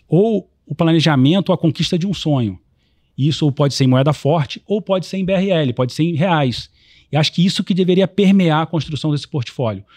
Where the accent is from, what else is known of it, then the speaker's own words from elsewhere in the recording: Rio de Janeiro, Brazil; como carioca